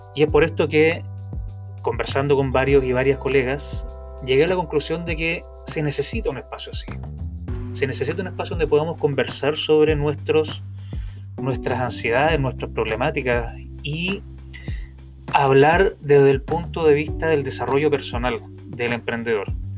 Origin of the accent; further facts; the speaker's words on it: Viña del Mar, Valparaíso, Chile; now in San Juan, Puerto Rico; nacido y criado en Viña del Mar, Chile, pero actualmente viviendo en San Juan, en Puerto Rico